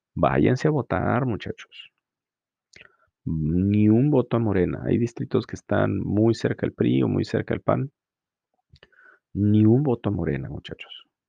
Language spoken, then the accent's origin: Spanish; Mexico; como mexicanos